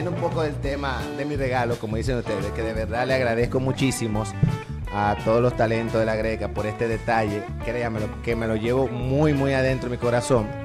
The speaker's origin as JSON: {"language": "Spanish", "country": "Dominican Republic", "said": "es un derecho que nos corresponde como ciudadanos dominicanos."}